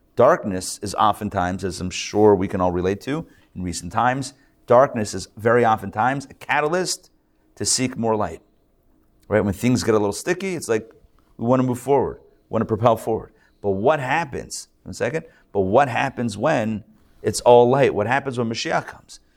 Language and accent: English; Pittsburgh, Pennsylvania, United States; now in Atlanta, United States; I grew up in Pittsburgh.